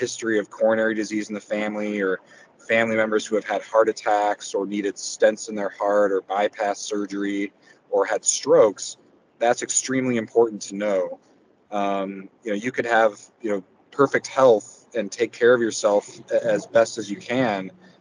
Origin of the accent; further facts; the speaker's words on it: University City, Missouri, United States; moved away; also born or lived in Michigan / Indiana / Miami, Florida / Detroit; I grew up in the St. Louis area in University City, moved away to Michigan